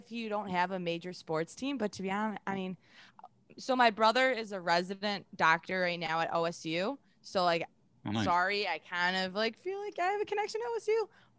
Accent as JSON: {"language": "English", "town": "Buffalo", "region": "New York", "country": "United States", "tie": "born or raised there", "also_born_or_lived": "Cleveland, Ohio", "moved": "yes", "said": "I grew up in Buffalo"}